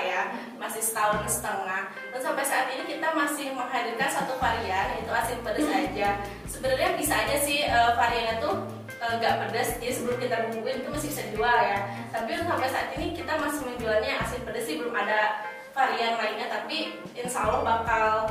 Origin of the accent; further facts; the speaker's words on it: Bandung, West Java, Indonesia; aku asal dari Bandung aku asli banget Bojong Soang